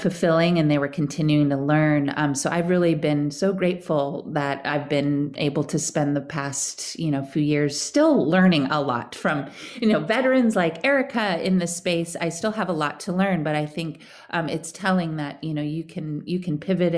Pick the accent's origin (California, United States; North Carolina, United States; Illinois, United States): California, United States; Fairfax; now in San Francisco, United States; I grew up here in the Bay Area as well. I was born in San Francisco and then spent most of my life in a little hippie town called Fairfax over in Marin County